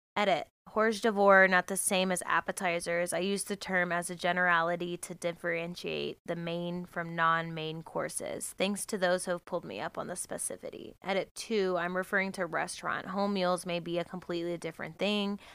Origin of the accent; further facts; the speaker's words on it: United States; I'm American